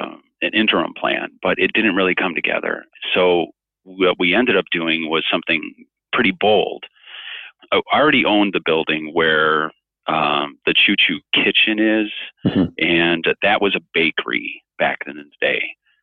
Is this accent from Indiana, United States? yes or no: no; Chicago, Illinois, United States; also born or lived in East Coast; I'm a kind of a Chicago boy. I mean, I was born on the East Coast, and then my parents moved me all over the place. But by the time I was like in junior high, we settled in the Chicago area.